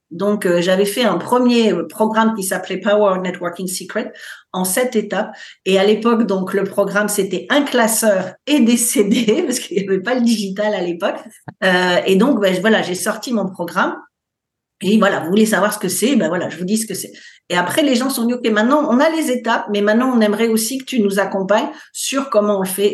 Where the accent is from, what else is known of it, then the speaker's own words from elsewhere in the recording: France; moved away as an adult; now in United States; Je suis française, mais je vis aux États-Unis depuis 20 ans